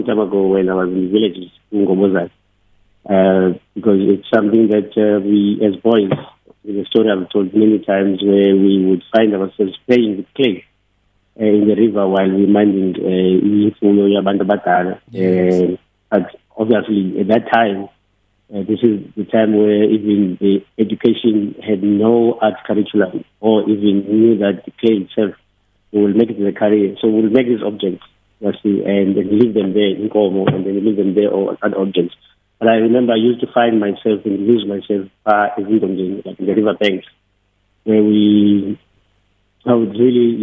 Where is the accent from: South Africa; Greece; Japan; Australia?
South Africa; Eastern Cape; now in Cape Town, South Africa; we're all from the Eastern Cape